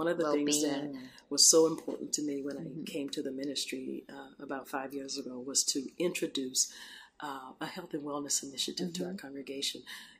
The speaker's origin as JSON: {"language": "English", "town": "Houston", "region": "Texas", "country": "United States", "tie": "born or raised there", "moved": "as an adult", "lives_now": "Washington, United States", "said": "I grew up in Houston."}